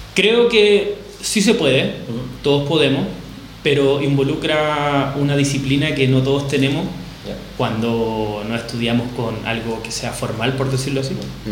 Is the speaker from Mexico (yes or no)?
no; Chile; moved away as an adult; now in Barcelona, Spain; soy baterista chileno, tengo unos dos meses aprox acá en Barcelona